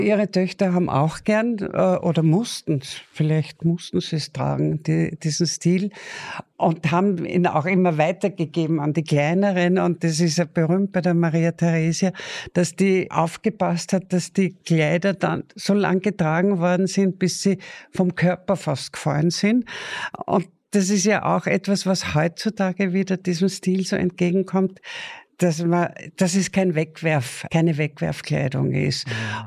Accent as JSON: {"language": "German", "area": "Attersee", "region": "Upper Austria", "country": "Austria", "tie": "born or raised there", "said": "Also 42 geboren, fast im See"}